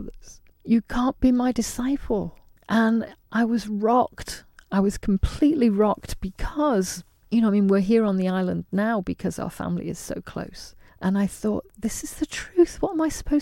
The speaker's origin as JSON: {"language": "English", "town": "Liverpool", "region": "North West England", "country": "United Kingdom", "tie": "born or raised there", "also_born_or_lived": "Isle of Man / London / Bangladesh", "said": "we were raised mostly in Liverpool"}